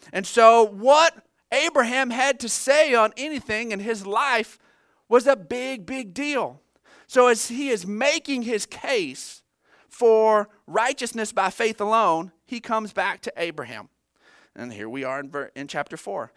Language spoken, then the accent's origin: English; United States; as an American